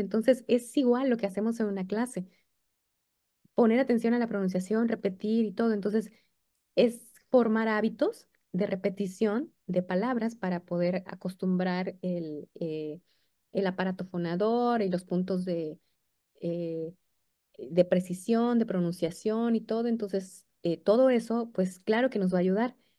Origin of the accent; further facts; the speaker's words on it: Mexico; nosotros como mexicanos queremos escribir en inglés como escribimos en español